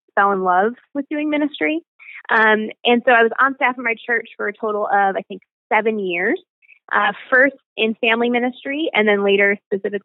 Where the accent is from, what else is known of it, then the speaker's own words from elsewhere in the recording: Buffalo, New York, United States; moved away as an adult; I was born and raised in Buffalo, New York